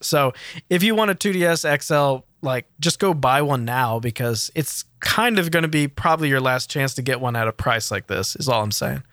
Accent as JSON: {"language": "English", "country": "United States", "said": "as an American"}